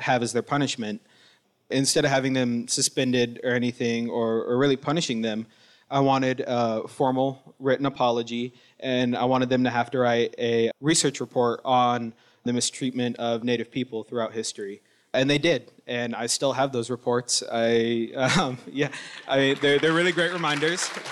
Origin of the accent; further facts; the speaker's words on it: Wilton Rancheria, Sacramento Valley, California, United States; I'm Miwok from the Wilton Rancheria up in the Sacramento Valley